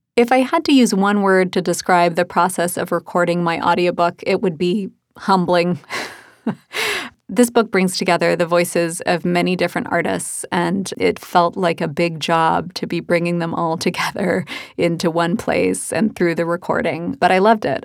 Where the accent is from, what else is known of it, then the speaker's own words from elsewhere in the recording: Birmingham, Alabama, United States; When I was a kid growing up in Birmingham, Alabama